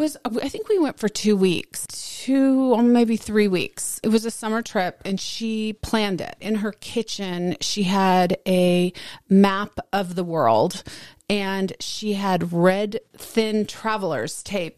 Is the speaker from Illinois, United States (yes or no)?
no; Dallas, Texas, United States; I grew up very insulated in Dallas.